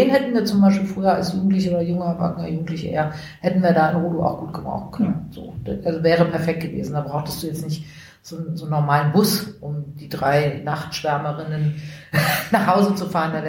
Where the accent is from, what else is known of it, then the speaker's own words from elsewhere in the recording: Berlin, Germany; Also ich bin viele Jahre in, in Rudo groß geworden.